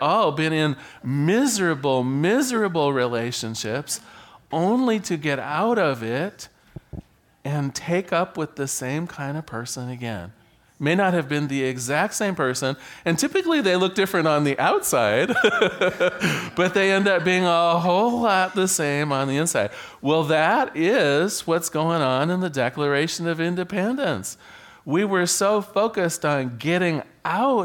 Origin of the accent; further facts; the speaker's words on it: United States; right here in my home in America